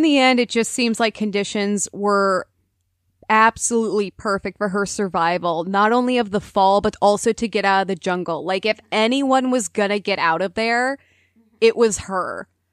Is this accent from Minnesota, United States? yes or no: yes; Minnesota, United States; being a Minnesotan